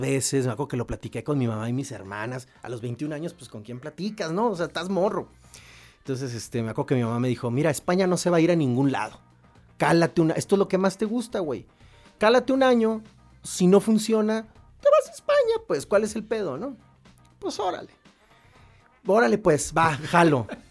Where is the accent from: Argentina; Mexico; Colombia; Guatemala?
Mexico; Querétaro; moved away as an adult; also born or lived in Hermosillo, Sonora / León, Guanajuato; soy sonorense, ¿no? Pero bueno, me crié en Querétaro